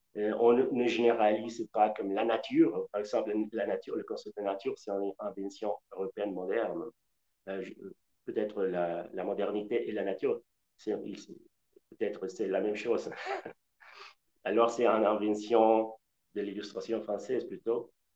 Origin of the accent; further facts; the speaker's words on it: west-central Mexico, Mexico; French is a second language; moved away; je suis originaire du centre-ouest du Mexique